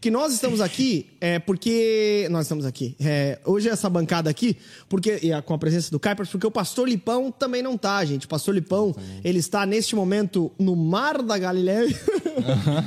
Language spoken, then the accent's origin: Portuguese; southern Santa Catarina, Brazil; Eu sou do sul do estado, cara. Eu sou bem aí pertinho aí, Samuel. Eu sou de Sara, cara. Eu nasci em Sara aí no sul do estado